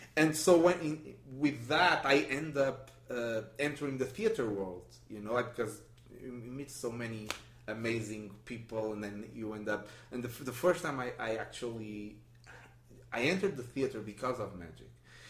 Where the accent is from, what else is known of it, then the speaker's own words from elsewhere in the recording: Portugal; English is a second language; no, I'm from Portugal. What? It was amazing.